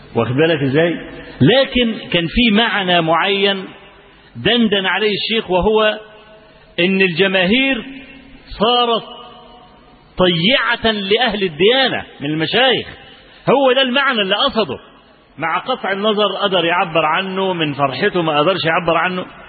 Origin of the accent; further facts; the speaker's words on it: Egypt; عندنا في مصر